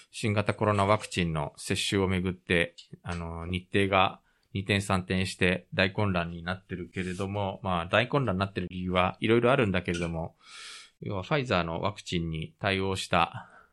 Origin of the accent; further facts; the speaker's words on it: Japan; moved away; also born or lived in South Korea; 日本生まれ韓国在住経験あり